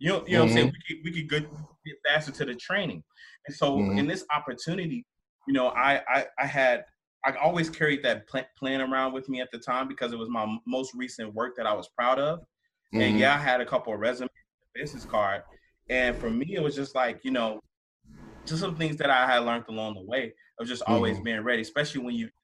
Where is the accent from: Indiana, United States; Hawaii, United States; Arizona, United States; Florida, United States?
Indiana, United States; Gary; I'm a kid from Gary